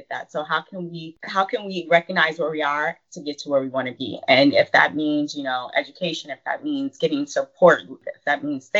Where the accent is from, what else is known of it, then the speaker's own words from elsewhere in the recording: San Diego, California, United States; I was born and raised in San Diego, California.